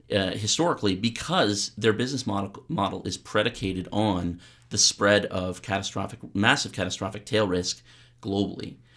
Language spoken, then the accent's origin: English; Canada; I'm a Canadian academic.